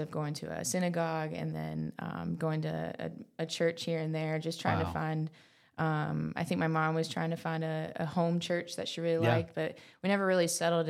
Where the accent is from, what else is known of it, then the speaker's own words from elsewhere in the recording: North Carolina, United States; moved away as an adult; now in Birmingham, United States; So I'm from North Carolina.